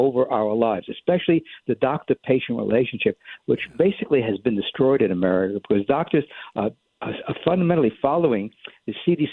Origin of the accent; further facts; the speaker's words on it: New York City, New York, United States; moved away; also born or lived in Poland / New Jersey; I grew up in New York City, in the Bronx specifically, not far from Yankee Stadium